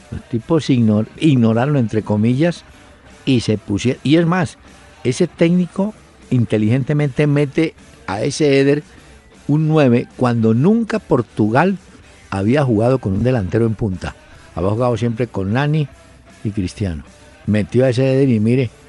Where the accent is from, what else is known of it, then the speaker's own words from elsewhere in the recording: Colombia; Luego dicen que los desafectados somos los colombianos.